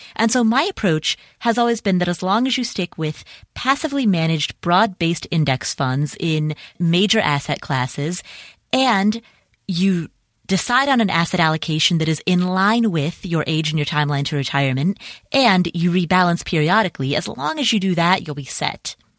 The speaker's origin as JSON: {"language": "English", "town": "Cincinnati", "region": "Ohio", "country": "United States", "tie": "born or raised there", "said": "Cincinnati, Ohio, which, by the way, is my hometown"}